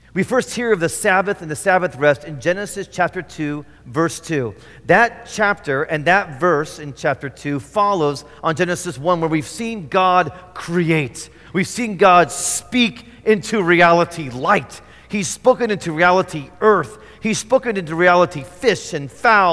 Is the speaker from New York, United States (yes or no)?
no; Indiana, United States; moved away; I grew up in Indiana.